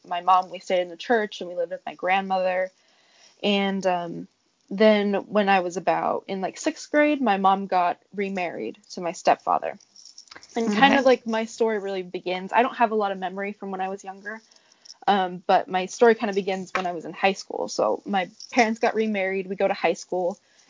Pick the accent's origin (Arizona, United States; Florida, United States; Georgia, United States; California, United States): Arizona, United States; moved away as an adult; also born or lived in Hawaii; now in New York, United States; I'm from Arizona, from a very small town, and I'm 22 years old. I was born into what they call the covenant.